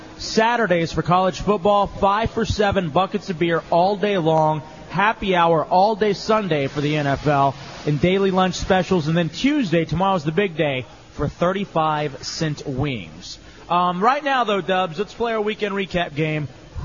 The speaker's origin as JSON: {"language": "English", "town": "Dallas", "region": "Texas", "country": "United States", "moved": "yes", "lives_now": "Oviedo, United States", "said": "And I'm from Dallas, grew up watching the Dallas Mavericks"}